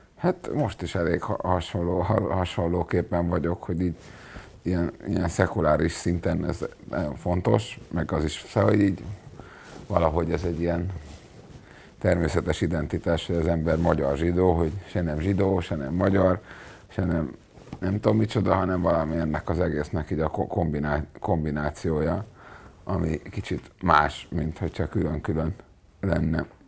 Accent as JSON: {"language": "Hungarian", "country": "Hungary", "said": "Nem fontosabb az, hogy én zsidó vagyok, mint hogy magyar vagyok, mert itt élek"}